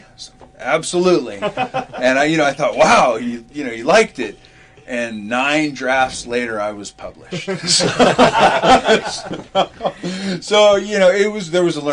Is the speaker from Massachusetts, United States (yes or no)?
no; California, United States; got my degree, and came back home. I'm from California